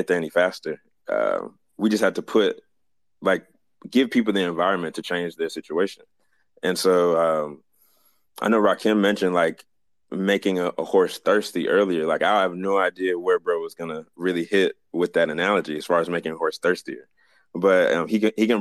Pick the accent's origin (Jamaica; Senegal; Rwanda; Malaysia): Jamaica; as a Jamaican